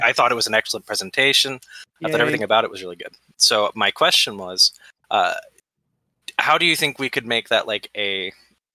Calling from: Central West Virginia, United States; I am calling in from West Virginia, Central WV.

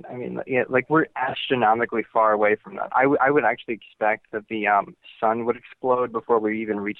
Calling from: Ohio, United States; from Ohio

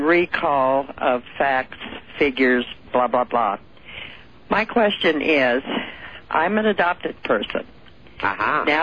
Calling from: California, United States; I'm calling from California.

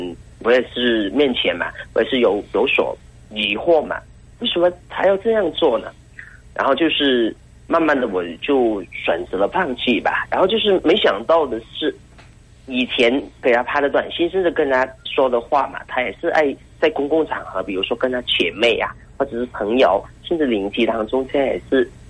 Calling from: Hainan, China; 我是从海南那边打过来的嘛

